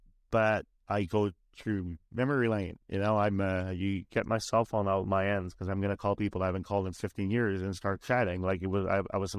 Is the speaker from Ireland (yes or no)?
yes; Ireland; now in Canada; Like, I'm from Ireland. I just spent the last 3 months of my life in Ireland